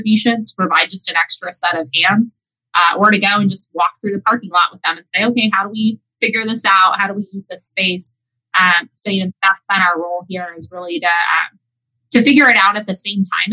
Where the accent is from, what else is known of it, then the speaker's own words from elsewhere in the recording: Tuscarawas County, Ohio, United States; I'm from Tuscarawas County.